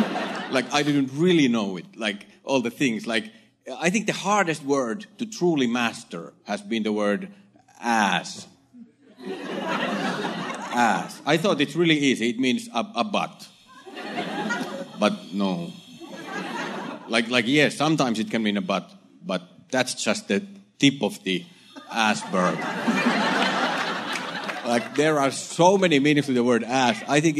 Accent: Finland; English is a second language; moved away as an adult; now in United States; yes, I am from Finland. I moved to America about a year ago

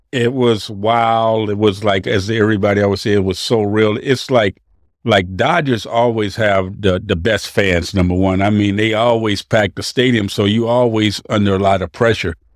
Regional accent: East Palo Alto, California, United States; also born or lived in Waco, Texas; now in Los Angeles, United States; I grew up in the Bay Area, East Palo Alto, Menlo Park

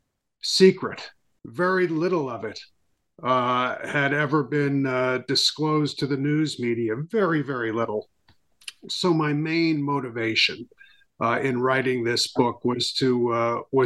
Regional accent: Port Washington, New York, United States; also born or lived in Brooklyn, New York; I was born in Brooklyn, New York, one of the five boroughs of the city of New York. Raised on Long Island, just to the east of the city, in a town called Port Washington

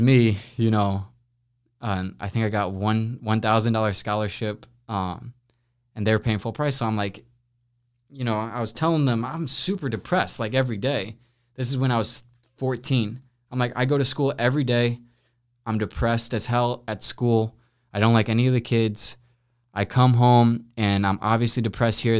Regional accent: St. Louis, Missouri, United States; also born or lived in Los Angeles; grew up in Saint Louis my entire life.

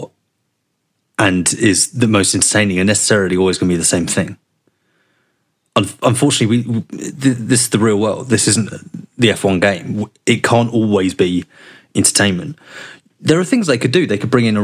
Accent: London, United Kingdom; I grew up in South London. We didn't have tractors.

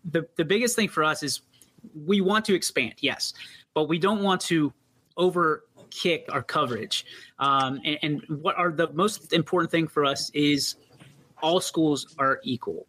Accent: East Palestine, Ohio, United States; I'm actually an East Palestine kid. You know, born okay. and raised a Bulldog

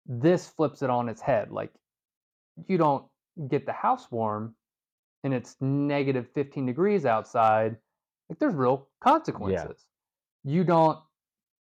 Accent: Southeast, United States; moved away; I come from the Southeast where it's pretty much warm year round.

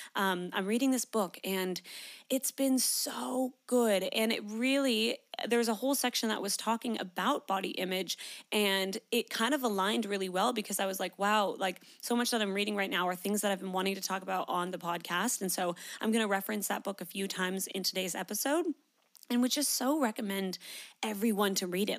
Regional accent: Canada; moved away as an adult; now in Australia; I'm from Canada

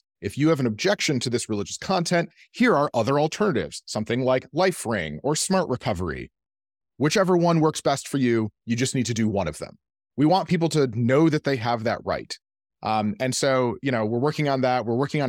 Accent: Michigan, United States; Because I'm from Michigan, there's a little bit more like auto industry.

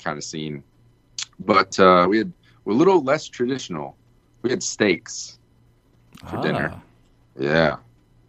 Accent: United States; we're American

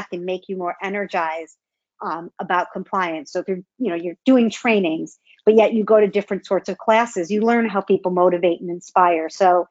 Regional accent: Buffalo, New York, United States; moved away; I'm truly from Buffalo, and the Buffalo Bills are still my go-to at any time.

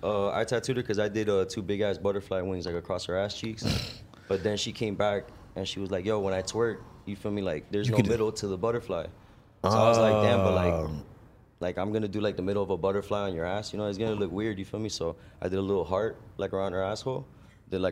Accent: Miami, Florida, United States; I'm from Miami.

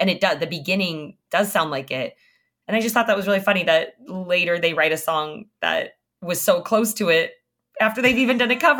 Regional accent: Southern California, United States; I am from Southern California. My whole family lives here

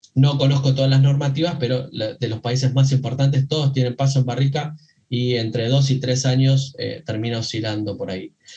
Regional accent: Buenos Aires Province, Argentina; yo soy eh, acá de, de, Argentina, provincia de Buenos Aires.

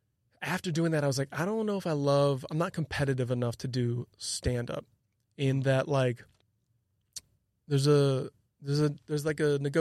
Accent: Illinois, United States; And growing up outside Chicago, everything's indoors for the most part.

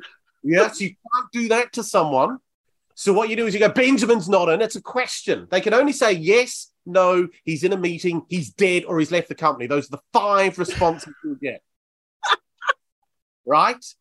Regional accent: Bournemouth, South West England, United Kingdom; I always say my city. I say Bournemouth.

